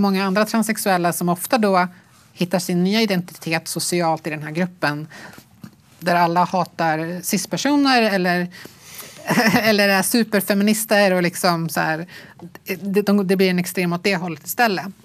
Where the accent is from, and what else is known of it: Sweden; born or raised there